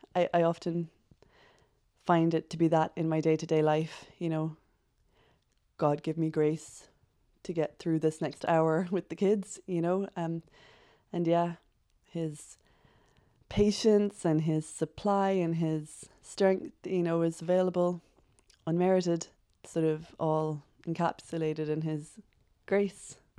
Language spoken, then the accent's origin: English; Cork, Munster, Ireland; I am from Cork, born and bred.